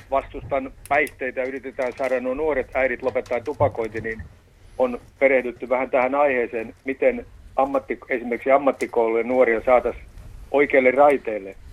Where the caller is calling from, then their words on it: Iisalmi, North Savo, Finland; Kyllä ollaan Iisalmista.